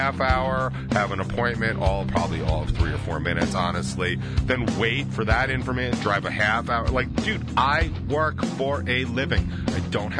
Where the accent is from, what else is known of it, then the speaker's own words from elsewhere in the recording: United States; I'm in America. I'm American as fuck